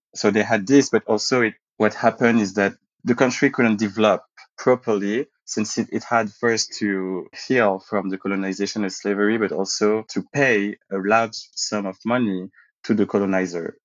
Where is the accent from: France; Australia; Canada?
France; Paris, Île-de-France; also born or lived in Martinique / Saint Martin; when I was growing up in Paris and uh, around Paris when we moved with my family